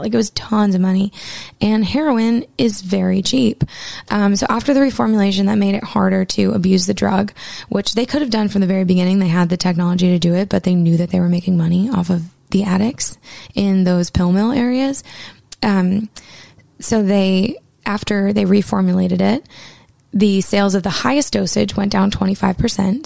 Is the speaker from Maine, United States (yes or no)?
yes; Maine, United States; my home state of Maine